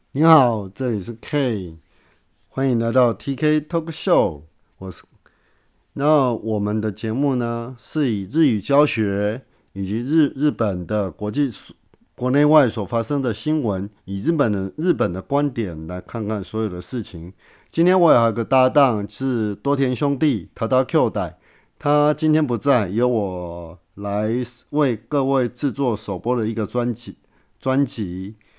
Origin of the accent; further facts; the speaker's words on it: Taiwan; 我来自台湾。那我是台湾土生土长的，而且我本身的台湾意识，呃，意识是很强的。那我也是非常拥护中华民国的